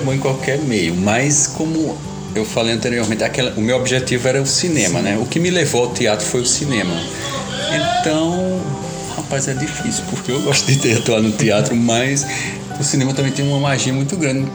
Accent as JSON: {"language": "Portuguese", "town": "Caruaru", "region": "Pernambuco", "country": "Brazil", "said": "sou de Caruaru."}